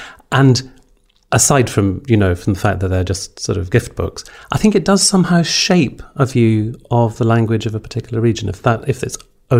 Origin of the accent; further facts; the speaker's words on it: Glasgow, Scotland, United Kingdom; as a Glaswegian